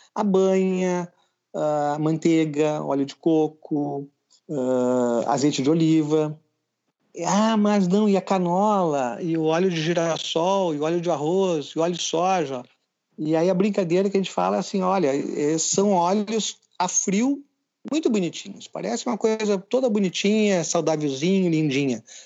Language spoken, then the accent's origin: Portuguese; Rio Grande do Sul, Brazil; eu sou gaúcho